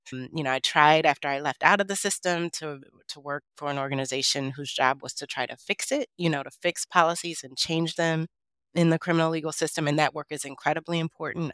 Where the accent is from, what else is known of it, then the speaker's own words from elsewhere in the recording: Detroit, Michigan, United States; I grew up in Detroit, Michigan